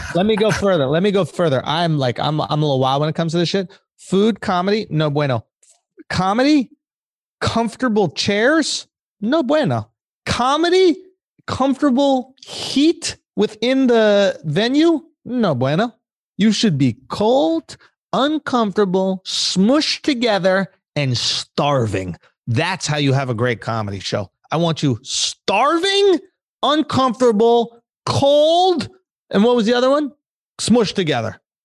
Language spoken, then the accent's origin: English; New York, United States; I'm from New York